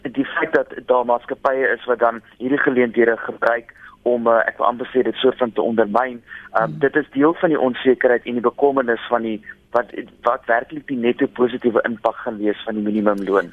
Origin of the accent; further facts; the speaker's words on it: South Africa; as Suid-Afrikaners